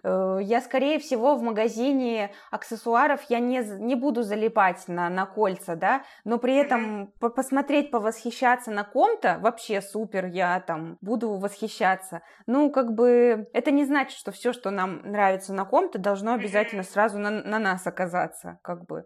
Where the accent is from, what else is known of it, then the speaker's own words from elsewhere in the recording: Chelyabinsk, Chelyabinsk Oblast, Russia; moved away; Челябинск, откуда я родом